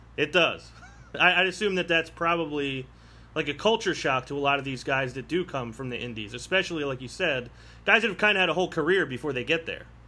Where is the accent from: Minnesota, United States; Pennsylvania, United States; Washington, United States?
Pennsylvania, United States; Philadelphia; I'm from Philadelphia